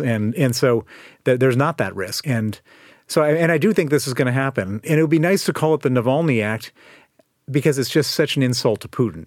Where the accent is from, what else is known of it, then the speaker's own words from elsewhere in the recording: Chicago, Illinois, United States; moved away as an adult; also born or lived in Princeton, New Jersey / Colorado; now in United Kingdom; I was born in Princeton, New Jersey. He was working at the Institute for Advanced Studies and then, um, grew up in Chicago